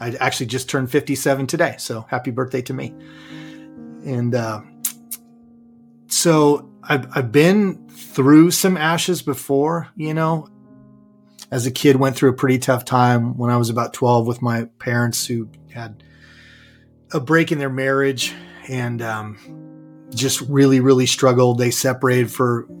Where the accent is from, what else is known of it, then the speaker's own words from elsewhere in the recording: Santa Clarita, California, United States; moved away as an adult; also born or lived in Redding, California / Dallas, Texas; now in McKinney, Texas, United States; I'm originally from Southern California. I grew up in a northern part of Los Angeles County, now called Santa Clarita, and lived there for the first 19 years of my life